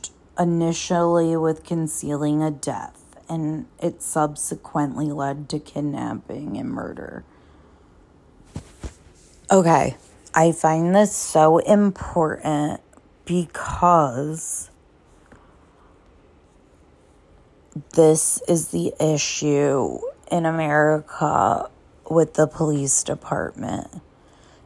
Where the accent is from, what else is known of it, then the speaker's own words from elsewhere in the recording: Cheshire, Connecticut, United States; I am from Cheshire, Connecticut, grew up right near the Pettits